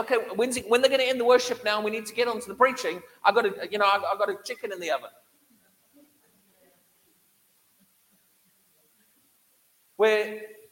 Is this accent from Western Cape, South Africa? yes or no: no; Durban, KwaZulu-Natal, South Africa; moved away; I grew up in the tropical, right on Durban coastline in South Africa